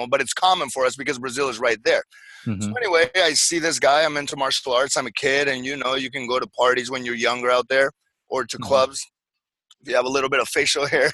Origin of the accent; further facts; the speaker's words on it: Paraguay; moved away; also born or lived in Santa Barbara, California, United States / Orlando, Florida, United States; I was born in Santa Barbara, and then when I was five, my parents went back to Paraguay, so I was raised there.